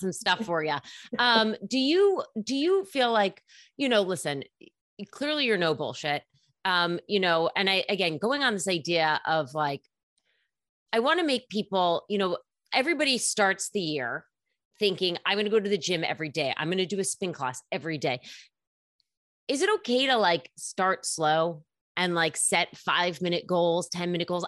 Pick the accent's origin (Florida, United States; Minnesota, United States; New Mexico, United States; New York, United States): New York, United States; New York City; as a New Yorker, there's so many gyms here